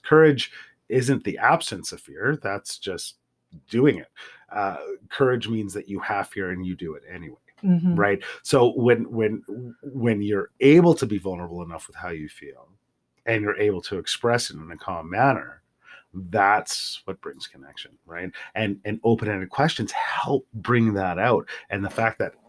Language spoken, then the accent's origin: English; Central Alberta, Canada; I grew up in Central Alberta in the 80s and early 90s